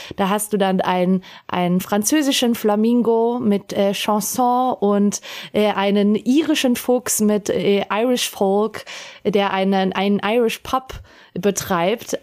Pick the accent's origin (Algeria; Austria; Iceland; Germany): Austria; Salzburg; als Salzburgerin